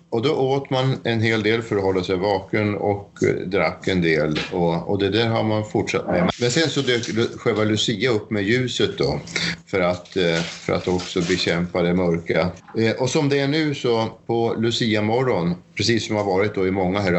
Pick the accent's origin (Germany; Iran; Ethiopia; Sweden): Sweden; moved away as an adult; now in Fredrikstad, Norway; Og jeg flyttet fra Sverige til, til Norge av eh, at jeg traff Osne. Så da fikk jeg mulighet til å flytte til Fredrikstad, eller Rolvsøy.